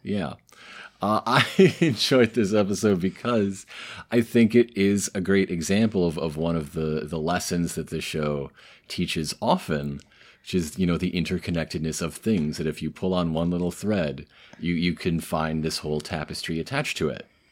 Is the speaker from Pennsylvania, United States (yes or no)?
no; Southeast Michigan, United States; I'm from Southeast Michigan.